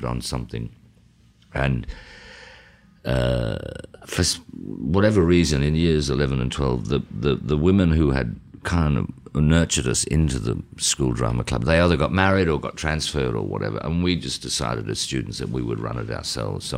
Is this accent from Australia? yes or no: yes; Toowoomba, Queensland, Australia; growing up in Toowoomba